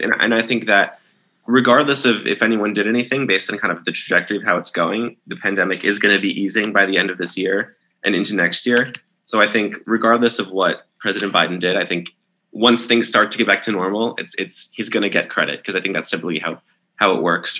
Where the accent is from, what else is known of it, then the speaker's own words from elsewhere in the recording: New York, United States; moved away; my home state is New York